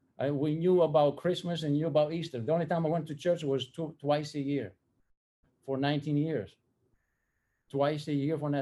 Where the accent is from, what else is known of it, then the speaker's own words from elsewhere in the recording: Athens, Attica, Greece; moved away as an adult; now in United States; I was born in Athens, Greece in 1960. The experience for me to receive Christ, it did not happen until 1979, 19 years later, when I came to America.